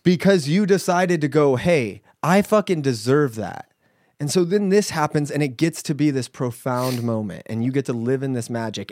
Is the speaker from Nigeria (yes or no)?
no; United States; We're American.